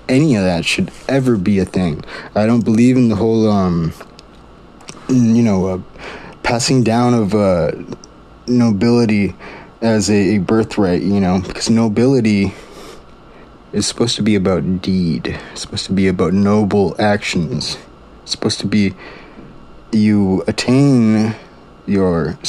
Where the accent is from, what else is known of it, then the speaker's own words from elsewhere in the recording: Maui, Hawaii, United States; now in Silicon Valley, United States; originally from Maui, but I'm based out of Silicon Valley.